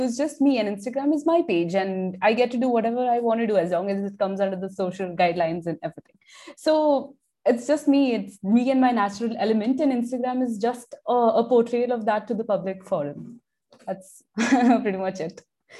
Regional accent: Dubai, United Arab Emirates; now in Mumbai, India; people had their own apprehensions about me being born and brought up in Dubai and then, you know, planted in India and like a city like Bombay.

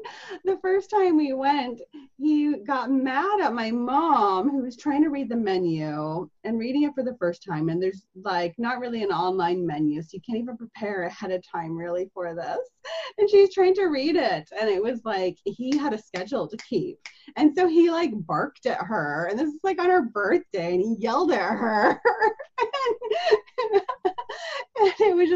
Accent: Seattle, Washington, United States; I'm from Seattle. I live in Seattle

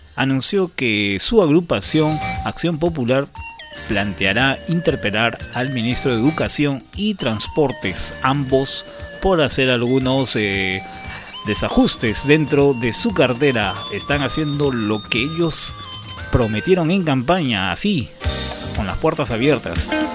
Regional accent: Peru

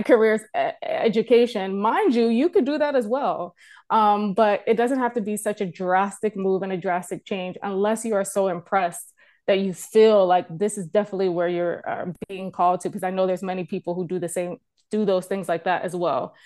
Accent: United States; moved away as an adult; now in Canada; I am a American born, um, but I'm a Canadian resident now

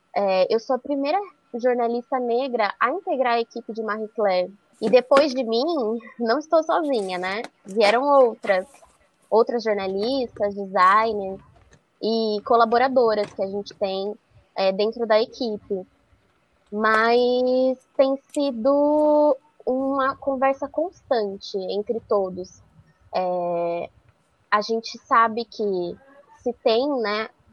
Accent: Araras, interior of São Paulo, Brazil; moved away as an adult; also born or lived in Campinas; now in São Paulo, Brazil; eu sou do interior de São Paulo, sou de Arara, e atualmente eu moro em São Paulo

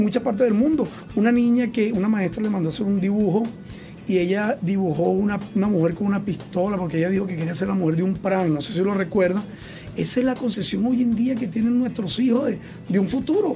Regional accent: Venezuela; como venezolano

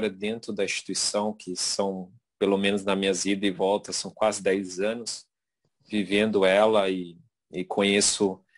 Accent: Mato Grosso do Sul, Brazil; moved away; quando saí de Mato Grosso do Sul, foi que me deu a oportunidade de fazer aquilo que, que amo fazer, que é jogar futebol, né?

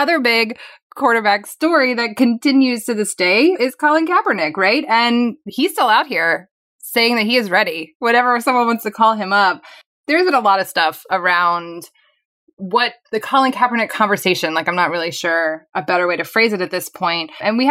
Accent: New York, United States; I'm the son of immigrants. I'm black. I grew up poor. I grew up in New York during the stop and frisk era.

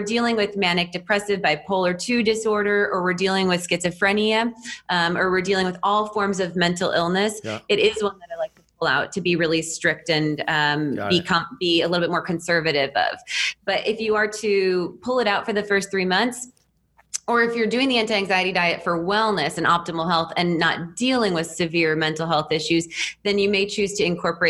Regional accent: Wisconsin, United States; I'm in Austin, Texas now. Yeah. I've been in Texas for over a decade, but I'm from between Milwaukee and Madison.

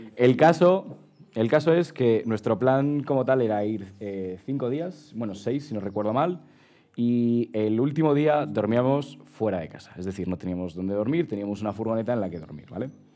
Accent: Madrid, Community of Madrid, Spain; somos chavales de Madrid

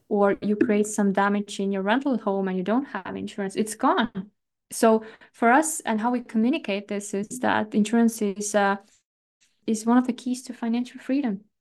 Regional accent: Estonia; I come from Estonia

